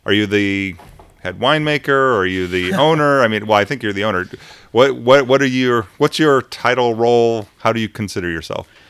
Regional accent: United States; we're Americans

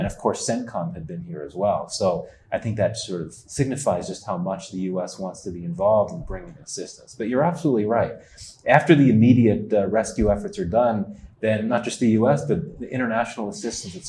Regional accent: United States; also born or lived in Washington; I'm here from Washington, an American in Pakistan, but I'm not with the U.S. government

